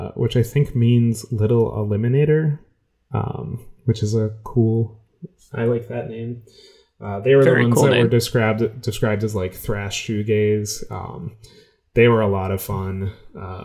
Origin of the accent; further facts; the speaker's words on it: New York, United States; I told him New York